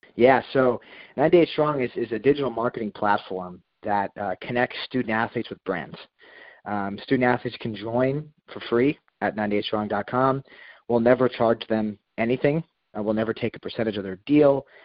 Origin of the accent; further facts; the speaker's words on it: Princeton, New Jersey, United States; moved away as an adult; also born or lived in Washington, D.C.; Hugh and I are both from Princeton, New Jersey.